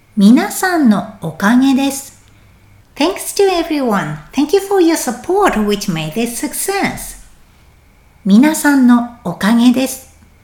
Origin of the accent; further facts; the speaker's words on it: Japan; moved away; 私も今年は日本に帰りたいなぁと思っています